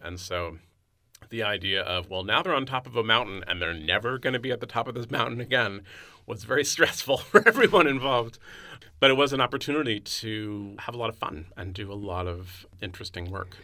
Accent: San Francisco, California, United States; also born or lived in New York; my hometown of San Francisco

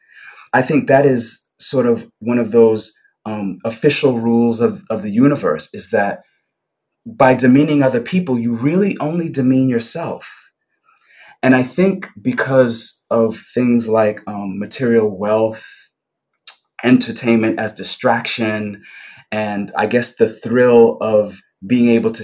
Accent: New York City, New York, United States; I grew up in Brooklyn in the 70s and 80s, and I grew up in a particular neighborhood on the border of Gravesend and Bensonhurst

